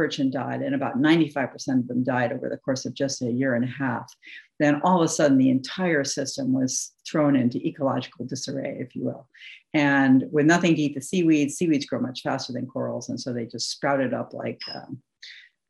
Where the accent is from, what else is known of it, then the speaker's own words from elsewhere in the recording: New England, United States; I come from New England.